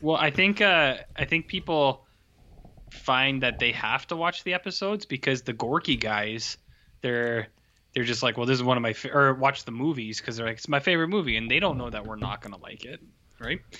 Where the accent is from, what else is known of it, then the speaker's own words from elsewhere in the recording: Canada; we're Canadian.